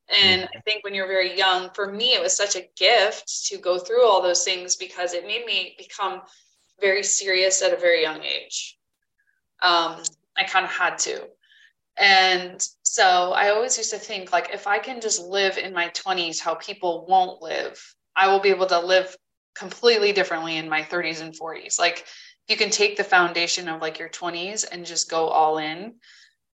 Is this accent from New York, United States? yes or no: yes; Poughkeepsie, New York, United States; I'm Poughkeepsie